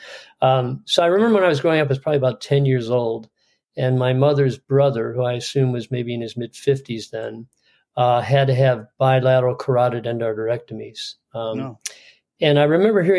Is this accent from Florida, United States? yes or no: no; outside Chicago, Illinois, United States; moved away as an adult; also born or lived in East Coast, United States; now in San Diego, United States; I grew up outside Chicago, and then, as I said, 8 years on the East Coast, and then came here